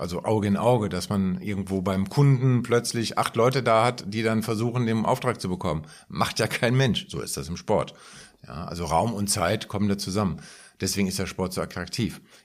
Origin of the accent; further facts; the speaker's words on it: Frankfurt, Hesse, Germany; an die eigene Schulzeit äh, zurückerinnert, bei uns in Frankfurt, linksliberales Umfeld etc., wir haben auch Schulstreiks gemacht